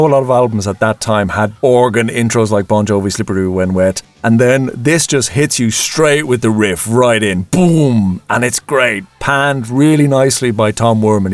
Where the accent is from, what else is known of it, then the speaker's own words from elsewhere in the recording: east coast of Ireland, Ireland; when we were young lads in 1987 on the train from our little village on the east coast of Ireland